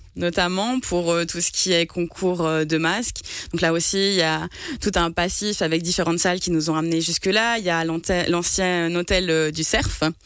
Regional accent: Martigny, Valais, Switzerland; je suis de Martigny à la base

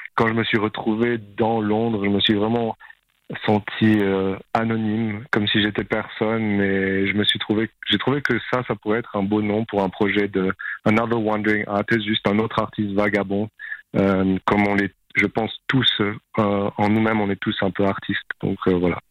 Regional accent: Champéry, Valais, Switzerland; moved away; also born or lived in Australia / London; j'ai grandi à Champéry et euh, ensuite j'ai vécu en Australie la moitié de ma vie, mais là ça fait euh, un an et quelques que je suis de retour en Suisse

